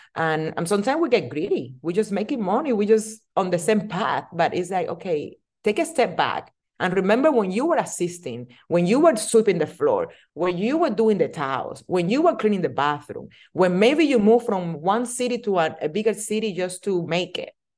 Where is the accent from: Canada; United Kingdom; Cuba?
Cuba; English is a second language; moved away as an adult; also born or lived in Las Vegas, United States; now in United States; I'm original from Cuba. I'm immigrate to United States on two thousand four. Didn't speak any English.